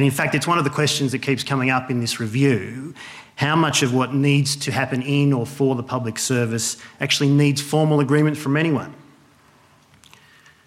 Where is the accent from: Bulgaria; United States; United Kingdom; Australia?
Australia; Wagga Wagga, New South Wales; moved away; also born or lived in Melbourne; I grew up in Wagga, home of many sporting stars.